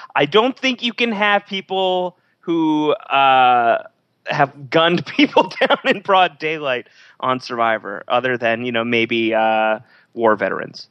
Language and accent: English; New York, United States; being a New Yorker